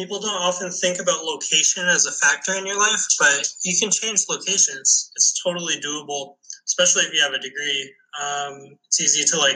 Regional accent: Winnipeg, Manitoba, Canada; moved away as an adult; also born or lived in Shanghai, China; now in Thailand; Where I'm from, Winnipeg

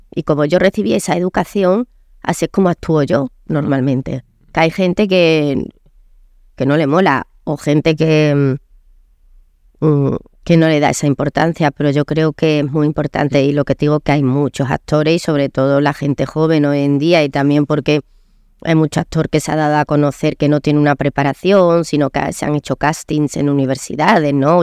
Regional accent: Córdoba, Andalusia, Spain; moved away; also born or lived in London / Madrid; yo nací en Córdoba, una niña muy feliz

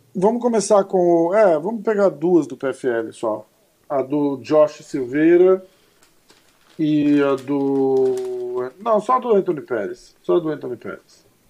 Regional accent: Brazil; sou brasileiro

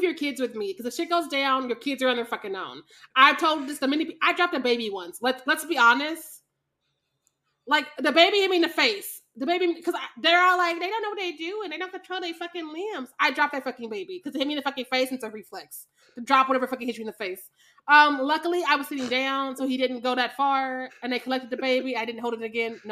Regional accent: Kansas City, Missouri, United States; I grew up in Kansas City, Missouri

